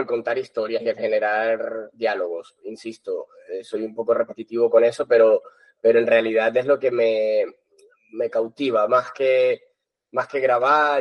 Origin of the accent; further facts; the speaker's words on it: Colombia; moved away as an adult; now in Barcelona, Spain; estudié en Colombia, nací en Colombia eh, y vine hace como 16 años a Barcelona